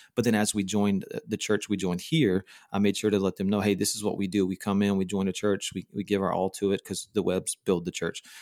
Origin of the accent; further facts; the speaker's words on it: Texas, United States; moved away as an adult; also born or lived in Denver / Charlotte / Orlando; now in Austin, United States; my wife and I both born and raised in Texas